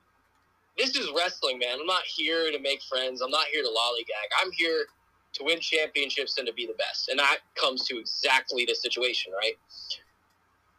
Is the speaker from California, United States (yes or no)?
no; Ridgewood, New Jersey, United States; I'm from Ridgewood, Bergen County